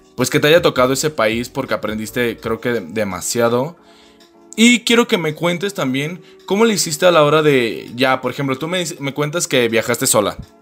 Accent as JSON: {"language": "Spanish", "country": "Mexico", "said": "Uno como mexicano"}